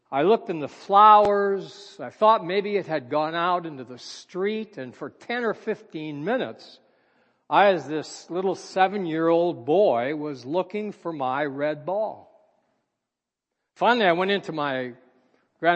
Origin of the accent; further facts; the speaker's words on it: Minneapolis, Minnesota, United States; I was born and raised in Minneapolis, Minnesota